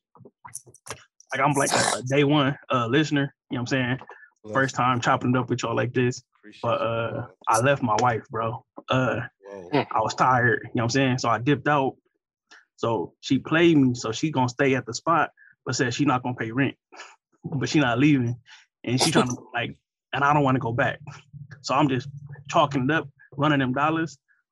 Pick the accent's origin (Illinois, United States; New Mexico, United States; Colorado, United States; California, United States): California, United States; Compton; I'm from Compton